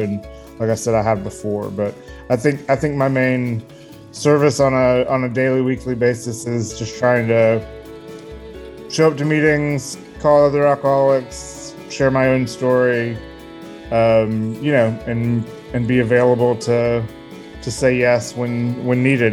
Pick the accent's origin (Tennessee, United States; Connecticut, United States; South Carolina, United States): South Carolina, United States; Columbia; I grew up in a kind of middle upper middle class family um, in Columbia, South Carolina, um, in the '90s